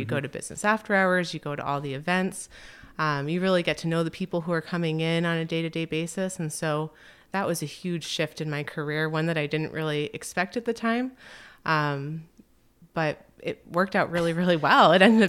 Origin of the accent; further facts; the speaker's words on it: Connecticut, United States; So I grew up in Connecticut. And my parents moved around a lot as I was a kid.